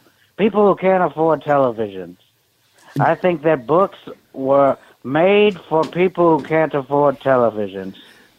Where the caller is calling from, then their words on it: California, United States; I'm calling from prison. Hi. I'm calling from Pelican Bay.